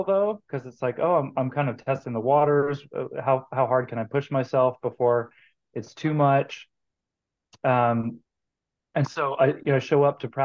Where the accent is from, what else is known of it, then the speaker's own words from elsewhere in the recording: Georgia, United States; moved away as an adult; also born or lived in Kansas; now in Kansas City, United States; I grew up in Georgia in the 90s